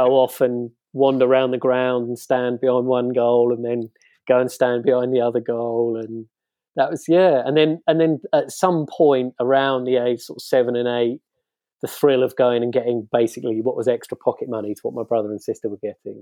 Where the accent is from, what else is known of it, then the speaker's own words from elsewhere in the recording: Kent, South East England, United Kingdom; I'm from Kent, and I grew up as a Maidstone United fan